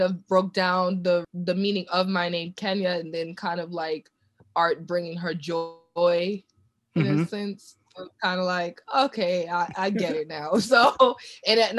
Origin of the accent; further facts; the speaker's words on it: New York City, New York, United States; growing up in Brooklyn, you know, in the 90s